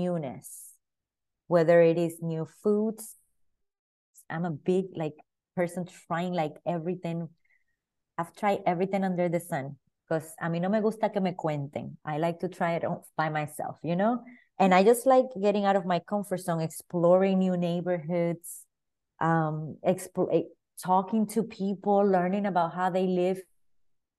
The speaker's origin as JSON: {"language": "English", "country": "Dominican Republic", "tie": "born or raised there", "also_born_or_lived": "New York City, United States", "moved": "as an adult", "lives_now": "New Jersey, United States", "said": "New York City is the first state that I came from Dominican Republic at 17 years old"}